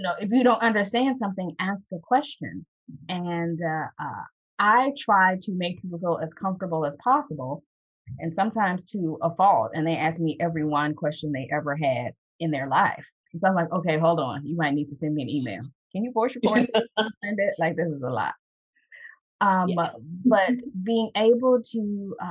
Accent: United States; as an American

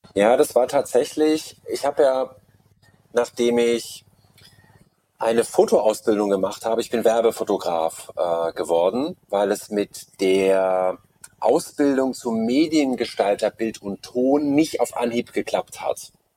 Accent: Munich, Bavaria, Germany; Ich bin auch in München geboren

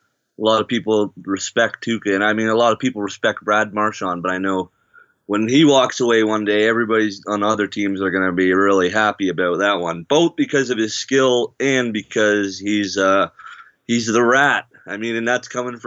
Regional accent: Canada; I'm a Canadian

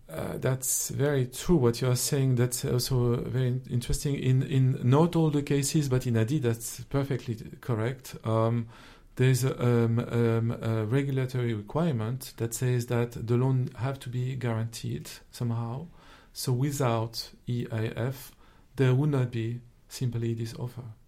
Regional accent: France; accent: French; English is a second language; my accent as a French citizen

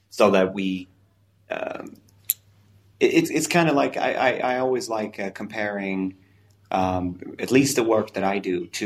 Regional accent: Italy; also born or lived in Japan; I spent a few years in Japan making sushi, so I want to start a sushi restaurant. But I'm also I grew up in Italy, so I want to have this Italian restaurant.

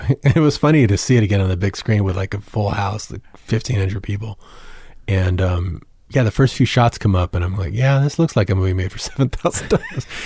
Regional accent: San Antonio, Texas, United States; I grew up in San Antonio.

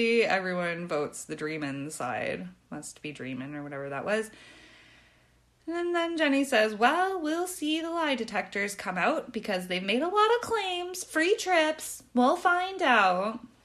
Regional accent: Canada; I'm Canadian, where we normally say

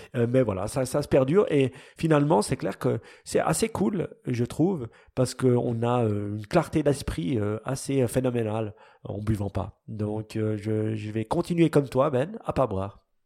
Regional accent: Switzerland; nous, les Suisses

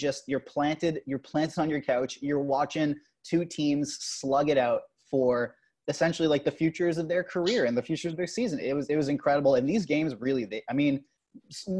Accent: Canada; We're Canadian

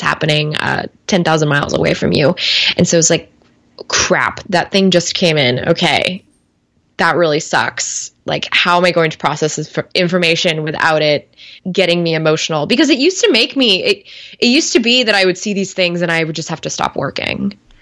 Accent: Bay Area, California, United States; I grew up in the Bay Area

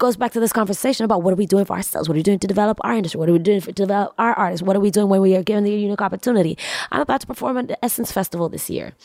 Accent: Tanzania; also born or lived in New York City; I'm from East Africa, Tanzania

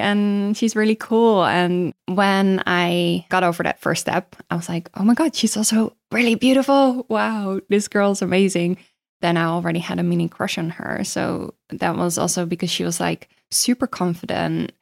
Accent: Netherlands; I am from Holland.

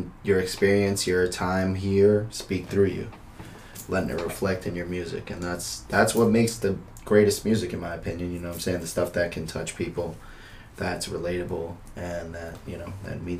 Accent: Philippines; I'm Filipino. It's neither here nor there.

